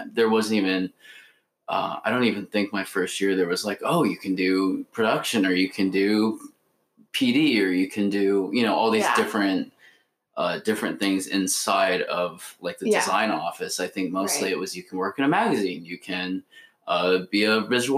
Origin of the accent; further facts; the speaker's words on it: Omaha, Nebraska, United States; now in New York City, United States; I grew up in Omaha, Nebraska